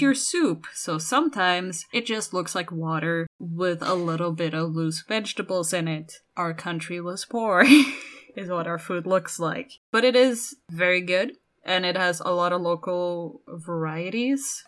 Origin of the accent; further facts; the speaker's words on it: Norway; I am from Norway